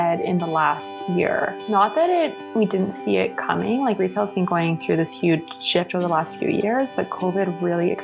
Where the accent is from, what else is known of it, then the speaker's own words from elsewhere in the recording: Edmonton, Alberta, Canada; moved away as an adult; now in Toronto, Canada; growing up in Edmonton was to shaping who I am, eventually moving to Toronto